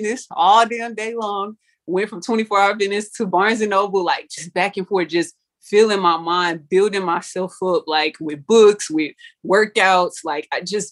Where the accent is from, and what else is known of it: Pearland, Texas, United States; born or raised there